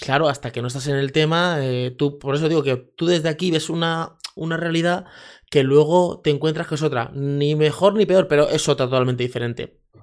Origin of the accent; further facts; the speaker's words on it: Leganés, Community of Madrid, Spain; crecí en un barrio en Leganés, en Madrid, que es San Nicasio